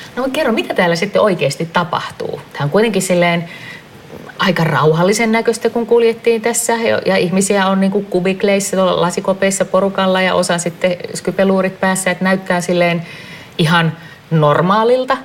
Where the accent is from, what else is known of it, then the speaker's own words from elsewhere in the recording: Helsinki, Uusimaa, Finland; Rakas kotikaupunkini